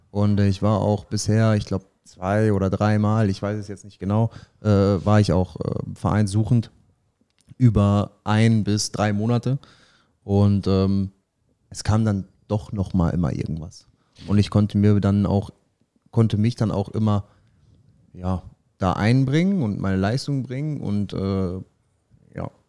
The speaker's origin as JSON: {"language": "German", "town": "Paderborn", "region": "North Rhine-Westphalia", "country": "Germany", "said": "jetzt in unserem Fall, wir kommen ja beide aus Paderborn, dann haben wir nicht zwei Anlaufstellen."}